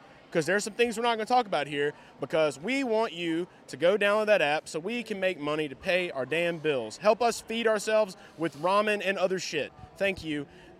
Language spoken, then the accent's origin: English; Louisiana, United States; I'm from Louisiana.